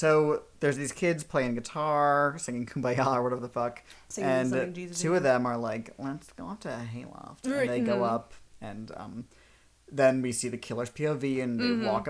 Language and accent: English; New Jersey, United States; moved away; Only the best state in the country. My home state of New Jersey.